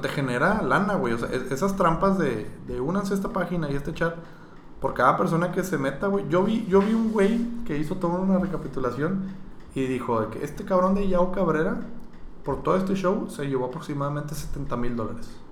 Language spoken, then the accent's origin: Spanish; Monterrey, Nuevo León, Mexico; yo soy regio